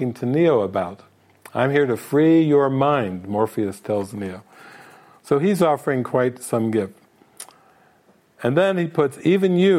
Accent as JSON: {"language": "English", "region": "Ohio", "country": "United States", "said": "I'm from Ohio"}